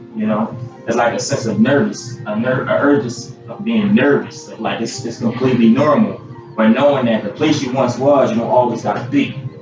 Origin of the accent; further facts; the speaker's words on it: Philadelphia, Pennsylvania, United States; born and raised in Philly, uh, and you know, that's where I spent most of my life